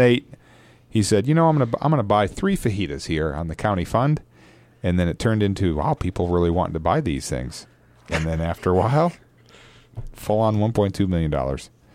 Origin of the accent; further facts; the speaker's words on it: Michigan, United States; my home state of Michigan